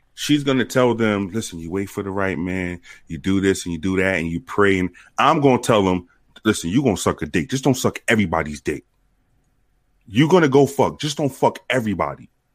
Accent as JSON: {"language": "English", "town": "New York City", "region": "New York", "country": "United States", "tie": "born or raised there", "said": "when I was growing up in New York"}